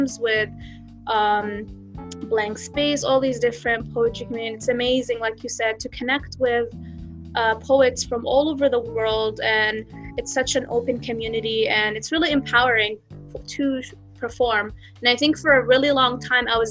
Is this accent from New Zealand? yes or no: no; Canada; also born or lived in Jenin, West Bank / Halhul, Hebron; I grew up in Canada all my life